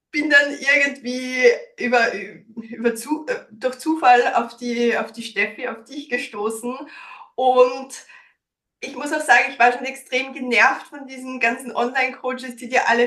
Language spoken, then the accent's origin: German; Styria, Austria; now in Vienna, Austria; Ich bin ursprünglich aus der Steiermark, bin vor zehn Jahren nach Wien gekommen, deswegen auch teilweise so ein bisschen ein Dialektmischmasch